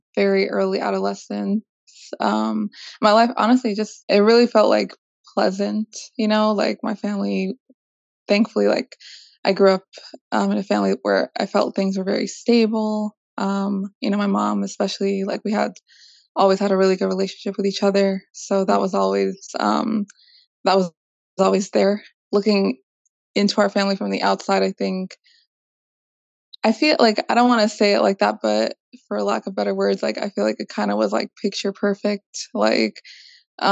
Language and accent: English; Vallejo, California, United States; I am from Vallejo, California